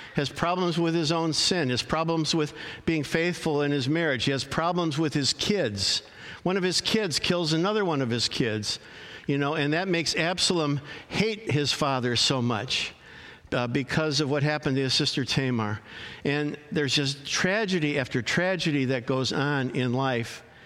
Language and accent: English; Arlington Heights, Illinois, United States; I grew up in Arlington Heights, Illinois, a northwest suburb of Chicago